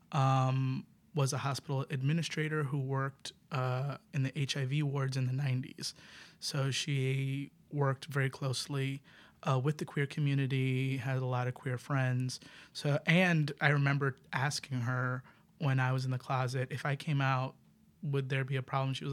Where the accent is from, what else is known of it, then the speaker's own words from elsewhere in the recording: New York City, New York, United States; I'm from the Bronx.